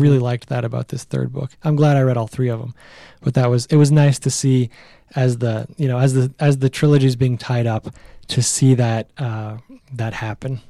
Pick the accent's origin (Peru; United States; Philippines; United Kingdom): United States; Nevada; Who has actually never been to Reno, even though I am from Nevada